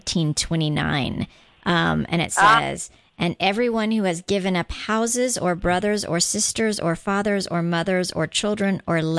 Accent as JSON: {"language": "English", "country": "Guam", "tie": "born or raised there", "moved": "yes", "lives_now": "Atlanta, United States", "said": "I grew up on Guam because I talk about it because it's where I'm from"}